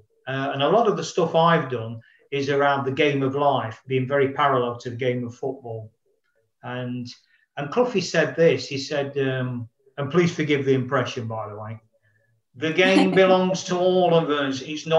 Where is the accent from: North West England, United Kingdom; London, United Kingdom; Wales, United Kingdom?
London, United Kingdom; you know, being a not from Nottingham, being a Londoner